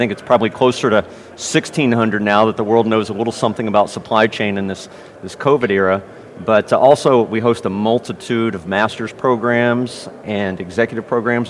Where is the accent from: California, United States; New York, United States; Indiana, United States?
Indiana, United States; Mitchell; I am a hick from near French Lick, Indiana. Mitchell, Indiana is my hometown.